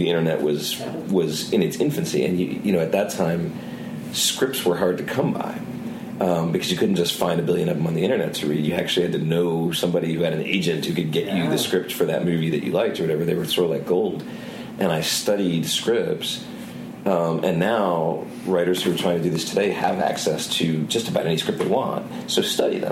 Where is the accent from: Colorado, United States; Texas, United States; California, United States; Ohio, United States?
Ohio, United States; Cleveland; moved away as an adult; I'm from the Cleveland area originally